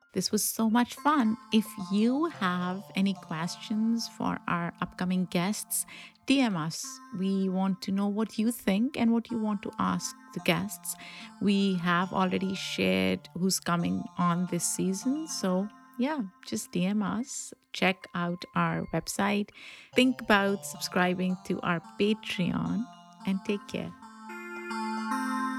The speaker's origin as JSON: {"language": "English", "country": "Pakistan", "tie": "born or raised there", "moved": "yes", "said": "I grew up in Pakistan"}